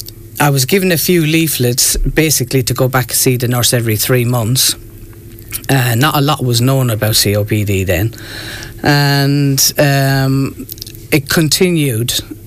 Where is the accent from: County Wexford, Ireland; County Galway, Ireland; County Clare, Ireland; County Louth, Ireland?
County Wexford, Ireland; New Ross; moved away; 2015, I moved back home here to Ireland, because I'm from New Ross.